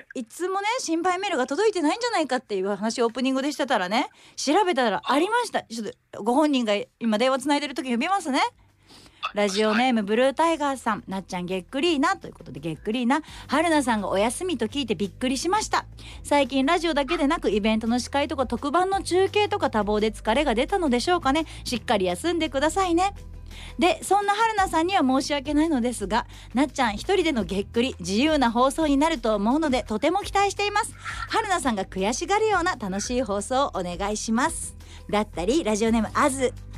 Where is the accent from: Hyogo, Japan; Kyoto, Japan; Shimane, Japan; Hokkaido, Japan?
Shimane, Japan; moved away; 地元の出雲大社